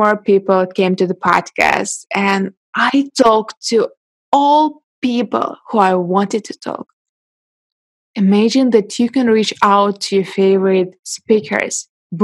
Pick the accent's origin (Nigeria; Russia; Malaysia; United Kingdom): Russia; born or raised there; English is a second language; moved away as an adult; now in China